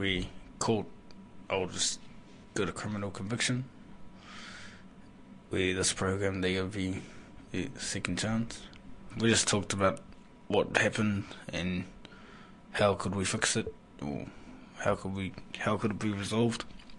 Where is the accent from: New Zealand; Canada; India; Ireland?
New Zealand; I'm from Ngāti Porou, Ngāti Kānau ki te Wairoa and Rōku Whakaata.